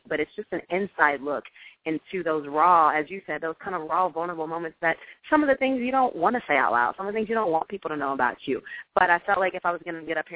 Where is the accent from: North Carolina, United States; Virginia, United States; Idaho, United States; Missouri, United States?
Missouri, United States; Jefferson City; moved away as an adult; also born or lived in Ohio; now in Los Angeles, United States; I am originally from Jefferson City, Missouri, show me state in the house.